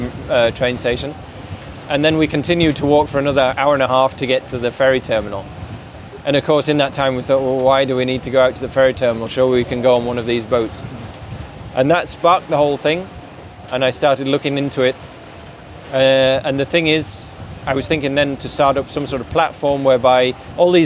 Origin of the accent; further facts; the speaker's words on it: Yorkshire and the Humber, United Kingdom; moved away as an adult; now in Switzerland; I grew up in Yorkshire, but for the last quite a few years, I've lived in Switzerland.